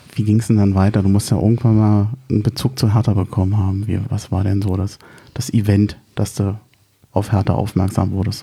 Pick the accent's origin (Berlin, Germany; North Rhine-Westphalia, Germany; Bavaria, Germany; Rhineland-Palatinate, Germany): Berlin, Germany; moved away as an adult; now in Hesse, Germany; ich bin als Berliner